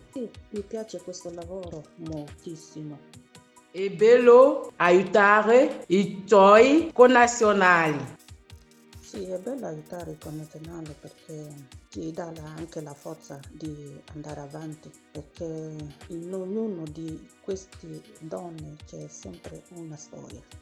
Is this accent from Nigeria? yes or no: yes; Abakaliki, Ebonyi, Nigeria; Italian is a second language; moved away as an adult; now in Italy; Io vengo da Ebonistetti, nel comune di Abacalichi, in Isi.